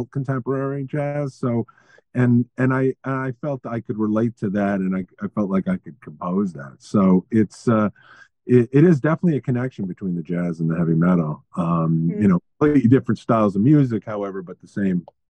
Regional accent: New York City, New York, United States; growing up in New York City in the 70s

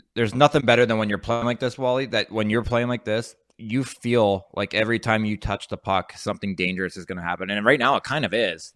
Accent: New Jersey, United States; we're both from South Jersey.

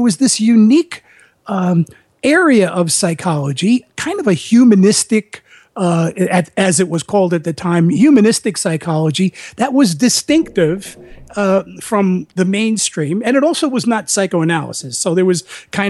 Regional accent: New York City, New York, United States; moved away as an adult; I grew up in the Bronx

